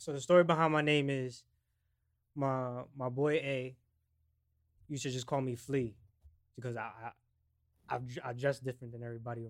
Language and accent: English; Paterson, New Jersey, United States; also born or lived in Roxbury, New Jersey / Florida; now in Clifton, United States; I'm a rapper from Paterson, New Jersey. I currently reside in Clifton. I've lived up in Roxbury. I've lived in Florida.